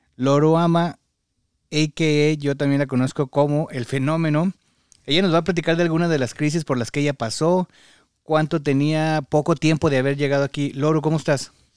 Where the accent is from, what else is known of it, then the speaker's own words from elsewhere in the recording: Mexico; moved away; como mexicano, pues la cultura es así